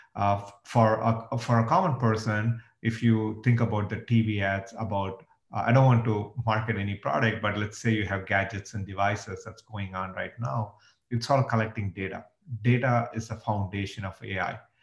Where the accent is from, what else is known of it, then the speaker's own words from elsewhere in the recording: India; moved away as an adult; now in United States; I grew up in India and I moved to the US 20 years ago